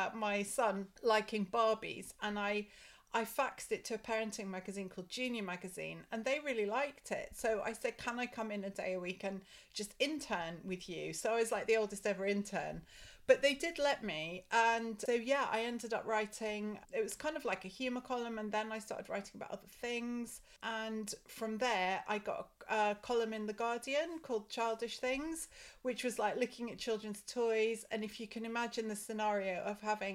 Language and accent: English; Scottish Borders, Scotland, United Kingdom; I grew up in Scotland, really in the middle of nowhere.